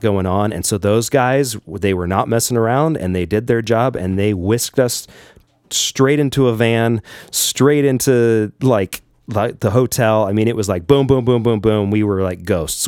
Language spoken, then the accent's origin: English; United States; being an American